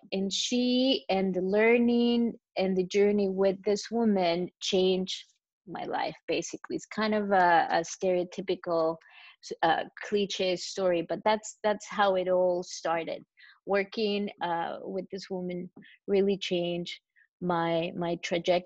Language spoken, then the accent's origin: English; Chile; English is a second language; moved away as an adult; also born or lived in Costa Rica; now in New York, United States; I was born and grew up in Chile.